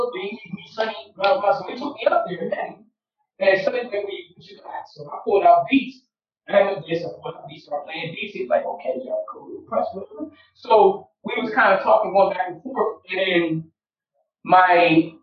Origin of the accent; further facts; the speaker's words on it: Delaware, United States; moved away as an adult; also born or lived in Philadelphia / Florida / Miami; now in Israel; I was born in Philadelphia, raised in Delaware. Well, actually, Kingchester first, and then moved to Delaware around 76